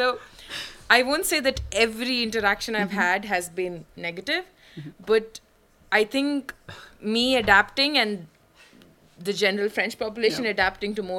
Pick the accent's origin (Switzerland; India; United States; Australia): India; born or raised there; first language Malayalam; English is a second language; moved away as an adult; now in Paris, France